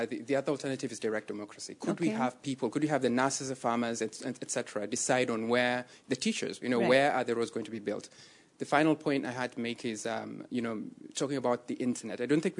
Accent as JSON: {"language": "English", "country": "Kenya", "moved": "yes", "lives_now": "Belgium"}